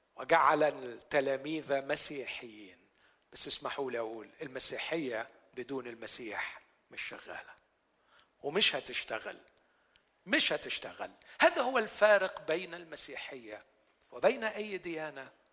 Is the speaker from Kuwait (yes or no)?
no; Egypt; عندنا في مصر